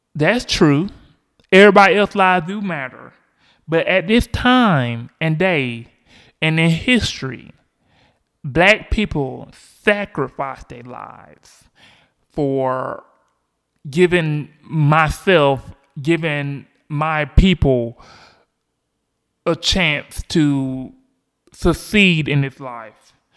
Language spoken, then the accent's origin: English; Georgia, United States; Georgia voters, which is my home state